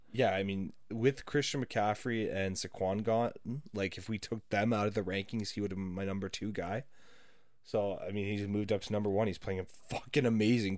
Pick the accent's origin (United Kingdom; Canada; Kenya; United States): Canada; I'm not American